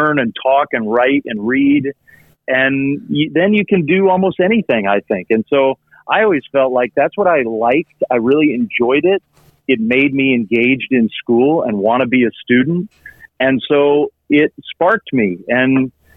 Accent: around Washington, D.C., Virginia, United States; moved away; I grew up in Virginia, but around Washington, D.C.

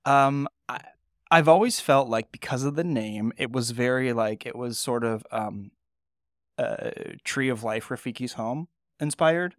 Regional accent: California, United States; moved away as an adult; I grew up in California, I actually worked at In-N-Out in col-, in high school and early college

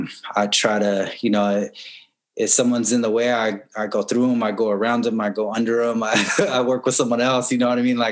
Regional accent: San Gabriel Valley, California, United States; I grew up in the San Gabriel Valley, just like east of East LA, south of Pasadena

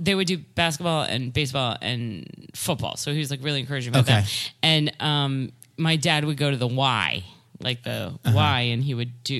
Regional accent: suburban New Jersey, United States; I grew up in New Jersey, suburban New Jersey.

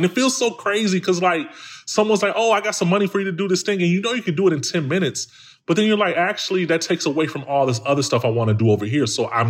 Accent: Chicago, Illinois, United States; Dude, I'm from Chicago, man, like from the hood.

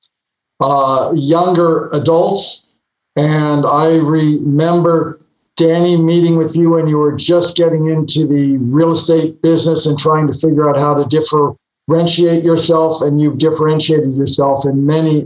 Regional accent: Los Angeles, California, United States; I grew up in Brentwood. I grew up about a 10-minute walk from where your office is

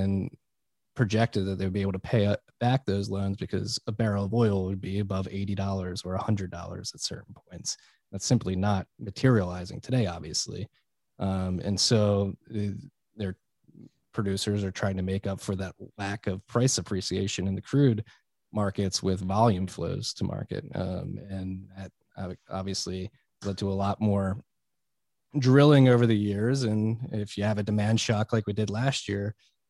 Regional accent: Philadelphia, Pennsylvania, United States; I'm a boy from Philly

